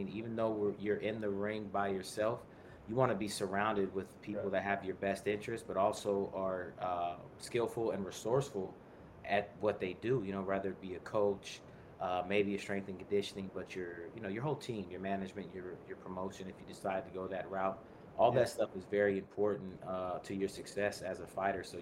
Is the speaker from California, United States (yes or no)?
yes; Bay Area, California, United States; also born or lived in Portland, Oregon / Livermore, California / Tracy, California / Sacramento, California; I moved to California, 4 or 5 years old. We started moving out through California, various parts throughout the Bay Area. I went to high school in the Tri-Valley, which is Livermore, Granada High School